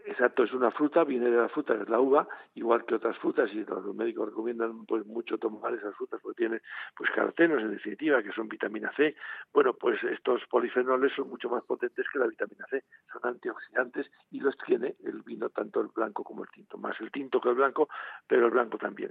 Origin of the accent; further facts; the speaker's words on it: Spain; como español